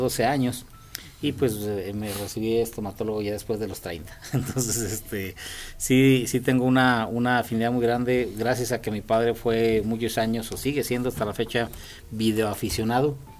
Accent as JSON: {"language": "Spanish", "town": "Loreto", "region": "Zacatecas", "country": "Mexico", "tie": "born or raised there", "said": "mi padre es cronista del pueblo donde yo nací y pues él en mm, muchas ocasiones me invitaba a sus visitas de Loreto Zacatecas"}